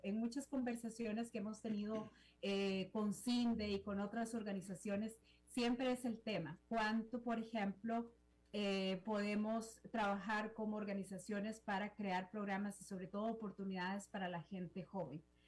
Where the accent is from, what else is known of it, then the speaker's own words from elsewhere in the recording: Costa Rica; como costarricense